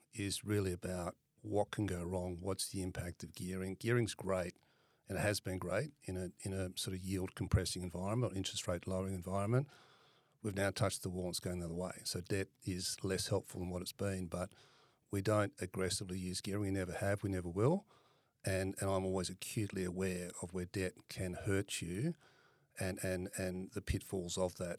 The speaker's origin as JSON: {"language": "English", "town": "Perth", "region": "Western Australia", "country": "Australia", "tie": "born or raised there", "said": "I'm originally from Perth, grew up in Perth"}